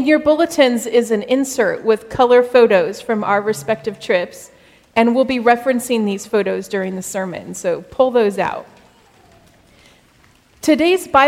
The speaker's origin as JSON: {"language": "English", "region": "Arizona", "country": "United States", "tie": "born or raised there", "said": "I grew up in Arizona"}